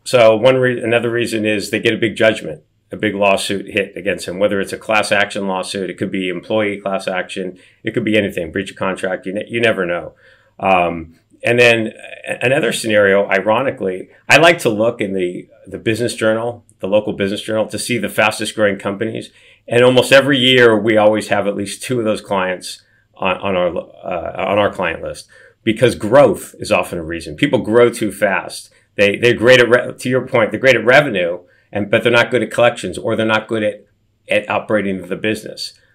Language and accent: English; Beverly Hills, California, United States; I grew up in Beverly Hills, but, but below poverty.